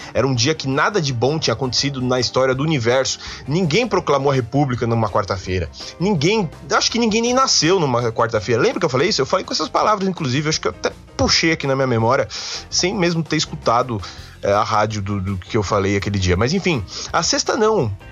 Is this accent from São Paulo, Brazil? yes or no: yes; São Paulo, Brazil; sou um paulistano nato. Eu nasci em São Paulo